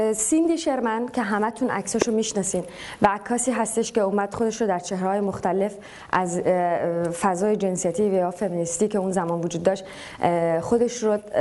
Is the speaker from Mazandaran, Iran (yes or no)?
no; Tehran, Tehran Province, Iran; من مثلا تو تهران بزرگ شدم